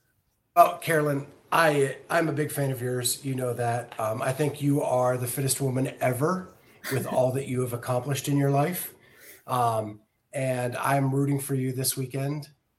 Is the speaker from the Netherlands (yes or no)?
no; Western Pennsylvania, United States; when I was a kid, I grew up in Western Pennsylvania and it wasn't a far drive to Toronto.